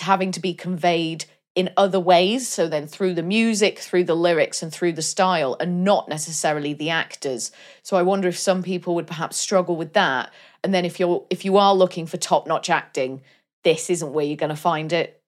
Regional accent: Wales, United Kingdom; my home country

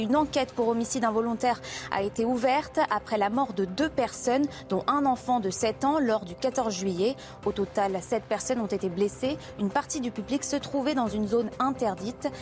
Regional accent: France; chez nous, en France

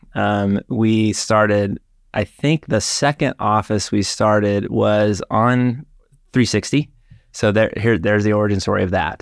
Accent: Dallas, Texas, United States; moved away as an adult; also born or lived in Austin, Texas; growing up in Dallas, my brother

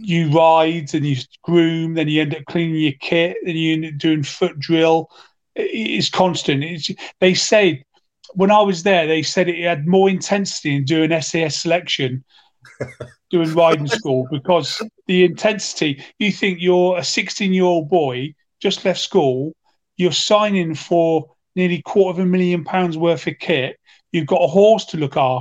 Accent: Cheltenham, South West England, United Kingdom; moved away as an adult; I was born and bred in Cheltenham

